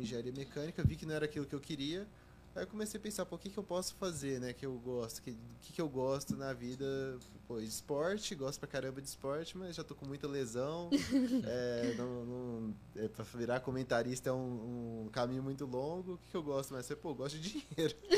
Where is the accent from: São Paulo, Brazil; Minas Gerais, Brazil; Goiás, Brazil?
Goiás, Brazil; Goiânia; moved away as an adult; Eu sou de Goiânia. Uhum nasci, cresci lá, passei os primeiros 18 anos da minha vida lá